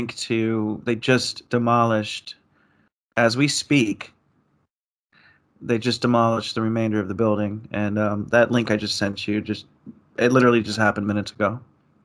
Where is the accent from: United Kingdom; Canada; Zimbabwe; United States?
United States; Miami, Florida; moved away; I'm a native born Floridian, born and raised in Miami, lived in Miami for 21 years